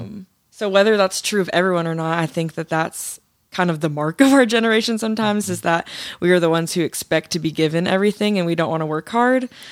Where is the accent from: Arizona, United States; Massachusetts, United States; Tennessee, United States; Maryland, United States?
Tennessee, United States; Hendersonville; moved away as an adult; now in Jackson, United States; I'm from Hendersonville, Tennessee, which is just, like, twenty minutes north of Nashville.